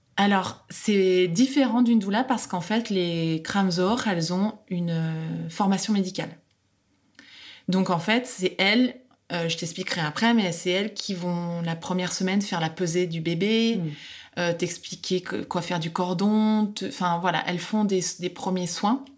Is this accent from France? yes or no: yes; France; now in Netherlands; je suis française